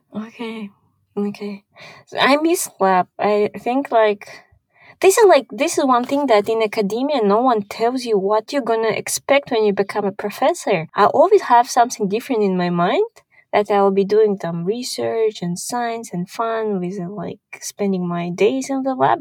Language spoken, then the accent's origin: English; Kazakhstan; English is a second language; also born or lived in Houston, Texas, United States / Switzerland; I'm from Kazakhstan